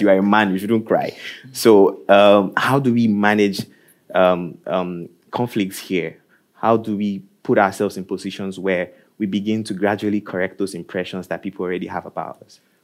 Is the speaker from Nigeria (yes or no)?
yes; Nigeria; moved away as an adult; now in Norway; I am from Nigeria also, and I think I moved here around the same time that you did